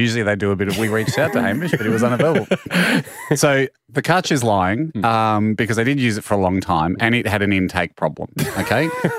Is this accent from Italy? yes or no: yes; Italy; What I said back on the radio was more probably out of patriotic duty to my home country of Italy.